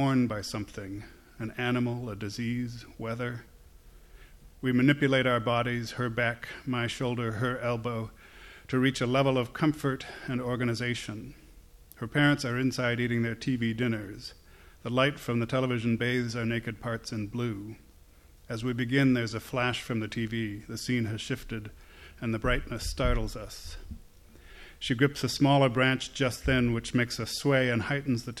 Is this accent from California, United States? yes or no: no; Northampton, Massachusetts, United States; Northampton, Massachusetts, where I grew up.